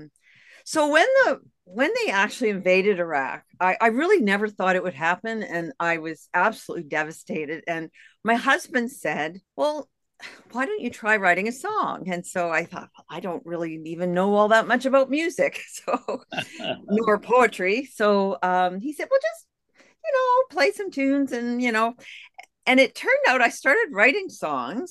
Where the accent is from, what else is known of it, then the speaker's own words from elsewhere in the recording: Canada; moved away as an adult; also born or lived in United States; I'm a Canadian. I lived in the U.S. for 13 years.